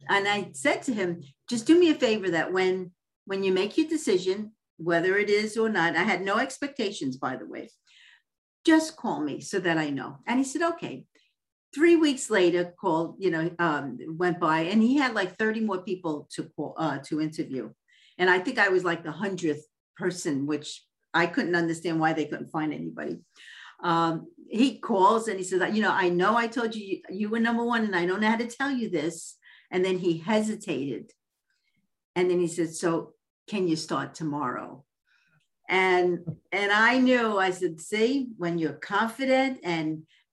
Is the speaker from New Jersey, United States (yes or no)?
no; New York City, New York, United States; moved away as an adult; also born or lived in Westlake, California; now in California, United States; I was born and raised in Coney Island